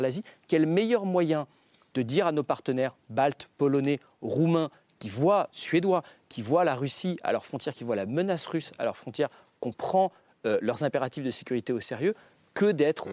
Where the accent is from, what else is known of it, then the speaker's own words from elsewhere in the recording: France; en tant que Français